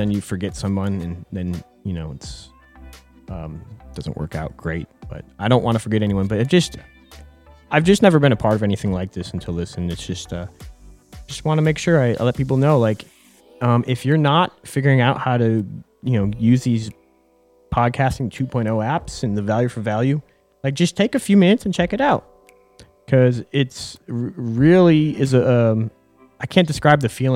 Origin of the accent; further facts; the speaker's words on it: Buffalo, New York, United States; We grew up in Buffalo, New York.